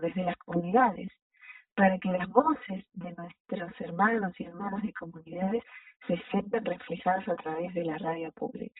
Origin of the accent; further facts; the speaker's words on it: Jujuy, Argentina; yo soy Jujeña